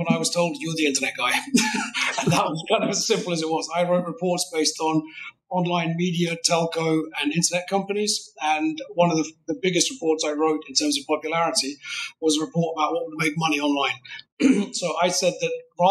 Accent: United Kingdom; accent: British; I'm British

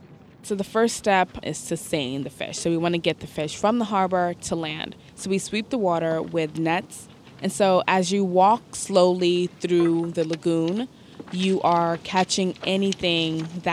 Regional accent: New York City, New York, United States; So I grew up in Bed-Stuy, Brooklyn, which is not a location that is along the waterfront. It's very much in the center of Brooklyn.

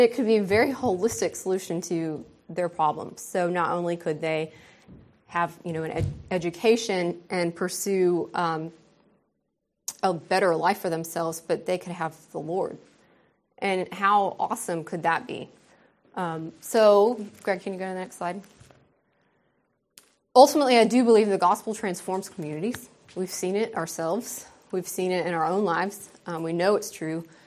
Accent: United States; moved away as an adult; also born or lived in Ukerewe, Tanzania; now in Tanzania; my privilege as an American

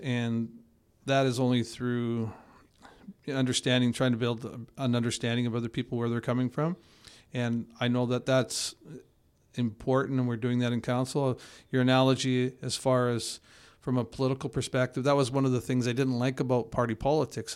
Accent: Edmonton, Alberta, Canada; now in Kelowna, Canada; I grew up in Edmonton

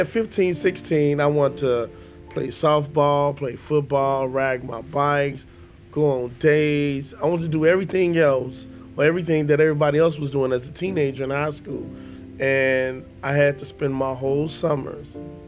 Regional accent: Chicago, Illinois, United States; I am from Chicago. Grew up in Chicago on the South Side.

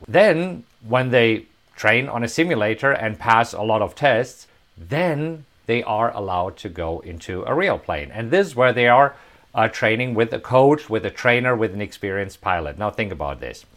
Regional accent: Hagen, North Rhine-Westphalia, Germany; moved away as an adult; also born or lived in Bavaria; now in United States; Right here, Hagen. That's where I was born. This is where I grew up.

